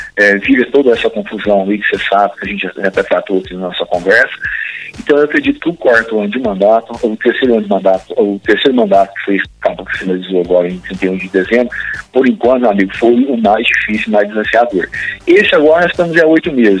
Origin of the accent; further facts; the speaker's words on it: Bigatinho, Minas Gerais, Brazil; eu sou de Bigatinho, morei lá por 28 anos